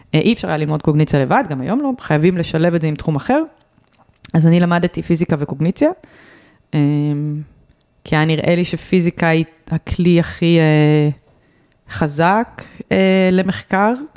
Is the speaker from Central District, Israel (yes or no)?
yes; Rehovot, Central District, Israel; אני נולדתי ברחובות